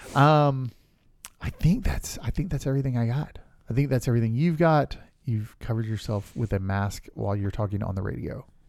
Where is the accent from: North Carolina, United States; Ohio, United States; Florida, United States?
Florida, United States; Winter Haven; my hometown of Winter Haven, Florida